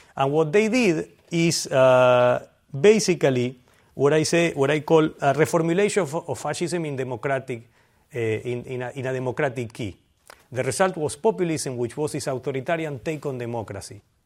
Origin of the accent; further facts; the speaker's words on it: Argentina; moved away; I'm from Argentina